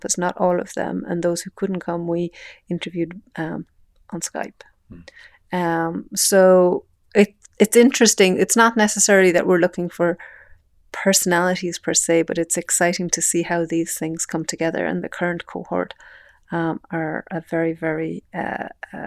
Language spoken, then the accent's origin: English; Ireland; moved away as an adult; now in Montana, United States; As an Irish person